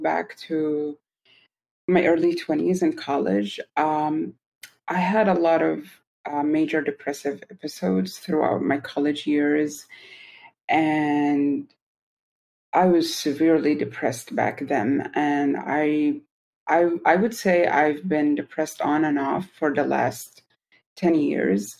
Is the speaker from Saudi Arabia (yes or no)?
yes; Saudi Arabia; also born or lived in Milwaukee, Wisconsin, United States; I'm from Saudi Arabia, but I lived in Milwaukee, Wisconsin for 5 years.